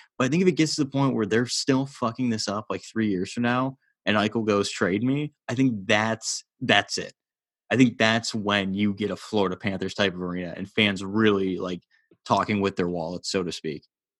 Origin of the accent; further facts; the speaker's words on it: Ontario, Canada; Like, we're from Southern Ontario.